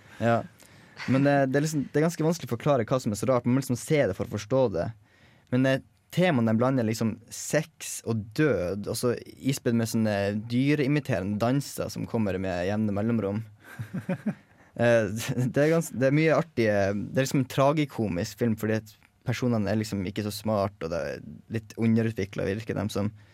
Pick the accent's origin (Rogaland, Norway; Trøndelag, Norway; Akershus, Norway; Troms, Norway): Troms, Norway; Tromsø; now in Trondheim, Norway; Jeg er jo fra Tromsø sjøl